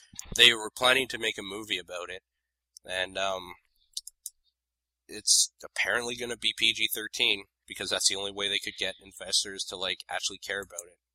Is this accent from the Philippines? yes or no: no; Canada; I'm Canadian